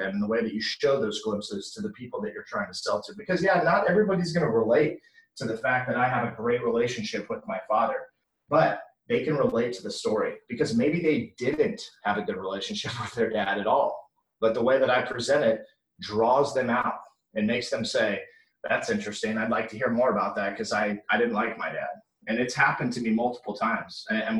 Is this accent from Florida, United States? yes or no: yes; Orlando, Florida, United States; It's the house that I grew up in Orlando, Florida.